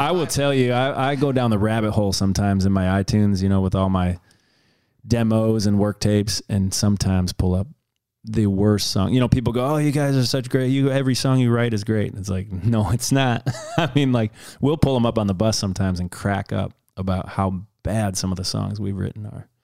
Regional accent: Detroit, Michigan, United States; I grew up in Detroit

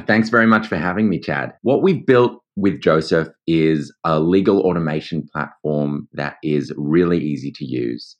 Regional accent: Australia; accent: Australian; also born or lived in New York; as you might hear by my accent, I am Australian. I went to law school here

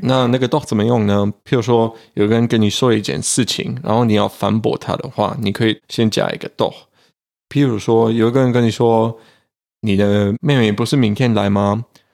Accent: Germany; Chinese is a second language; 我们德国人

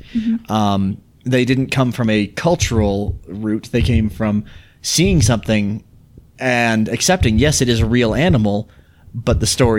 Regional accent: Utah, United States; We're from Utah. We're from the Rockies.

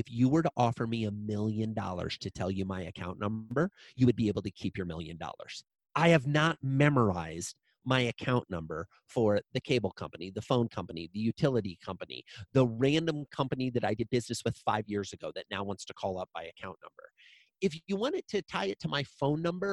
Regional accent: Iowa, United States; I grew up in a small town in Iowa

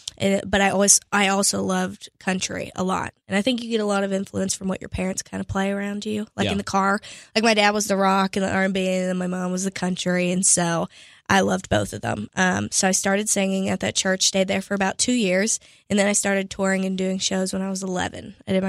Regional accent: Pittsburgh, Pennsylvania, United States; So I'm originally from Pittsburgh, Pennsylvania.

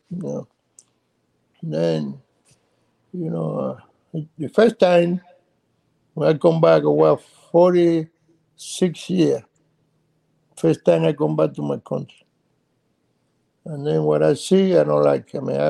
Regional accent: Cuba; English is a second language; Before it was good, you know, and then when the revolution coming, everything changed.

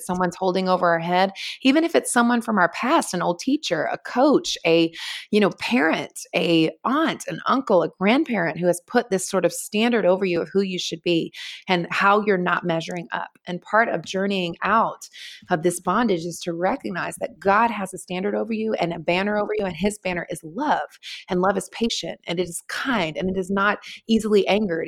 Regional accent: North Carolina, United States; moved away as an adult; also born or lived in Los Angeles / Manhattan; now in New York, United States; I was born and raised in North Carolina, in the Southeast of the United States, and then, uh, moved when I was twenty-one to Los Angeles

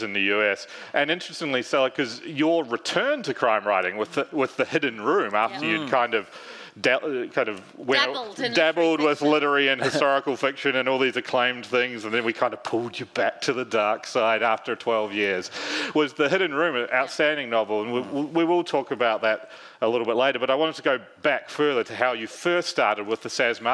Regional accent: New Zealand; moved away as an adult; now in United Kingdom; I'm a journalist from New Zealand, though I'm based in the UK

